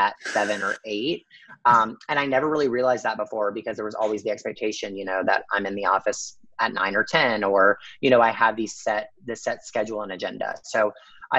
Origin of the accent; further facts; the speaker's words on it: the South, United States; I grew up in the South